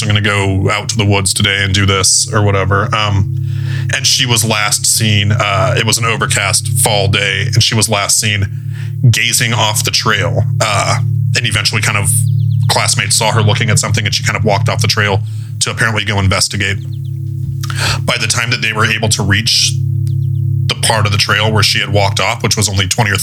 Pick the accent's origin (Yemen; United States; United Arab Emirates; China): United States; the Northwest, near Idaho and Montana, Pacific Northwest; I'm from the Northwest. I'm from very close to, you know, like Idaho and Montana